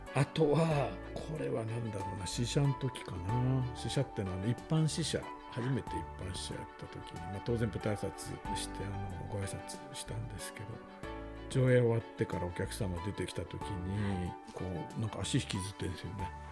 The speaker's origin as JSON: {"language": "Japanese", "town": "Hachinohe", "region": "Aomori", "country": "Japan", "tie": "born or raised there", "said": "僕自身もその青森の出身で、まあ、あの八戸なんですけどね"}